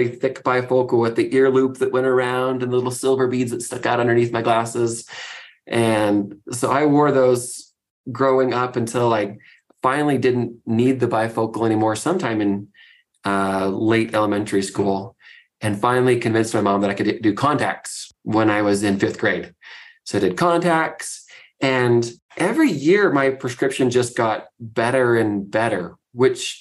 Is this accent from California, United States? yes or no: no; Fairbanks, Alaska, United States; So I grew up in Fairbanks, Alaska, which is a wonderful, wild place to live.